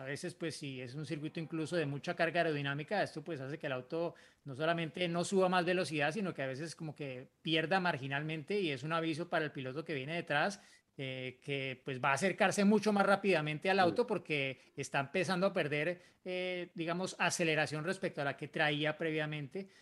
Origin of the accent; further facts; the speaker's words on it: Bogotá, Colombia; now in Yopal, Colombia; soy de Bogotá, Colombia y actualmente resido